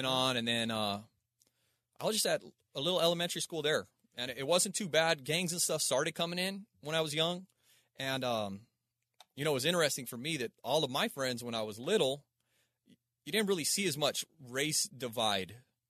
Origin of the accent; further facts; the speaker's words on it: Palmdale, California, United States; also born or lived in Aurora, Colorado; So I started over in Palmdale, Lancaster. Mm-hmm. That's like, you know, while I was born in Aurora, Colorado, my dad was and this is part of my story, man.